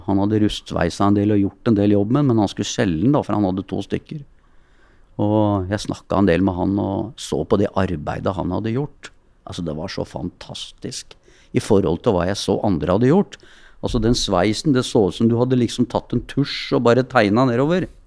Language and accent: Norwegian; Oslo, Norway; Jeg er jo født og oppvokst på Keiserløkka, oppe på Hasle.